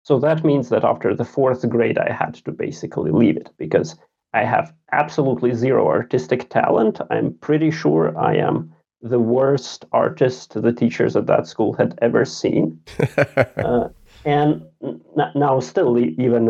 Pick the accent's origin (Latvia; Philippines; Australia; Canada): Latvia; Riga; English is a second language; moved away as an adult; now in Sweden; I grew up in Riga, the capital of Latvia.